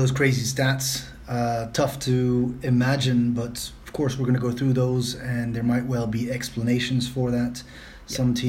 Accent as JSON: {"language": "English", "country": "Belgium", "tie": "born or raised there", "second_language": "English", "moved": "yes", "said": "I grew up playing basketball, point guard. Obviously, my size determined that more than anything else in Belgium. So I'll already apologize beforehand for my accent."}